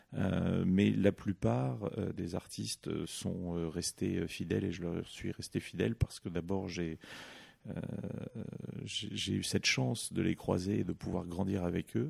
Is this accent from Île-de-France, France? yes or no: yes; Paris, Île-de-France, France; j'ai grandi euh, d'abord en périphérie de Paris. Euh, et puis j'ai eu la chance, euh, j'ai eu la chance de grandir à partir de l'âge de 10 ans, euh, non loin du musée Zetkin, dans le, centre de Paris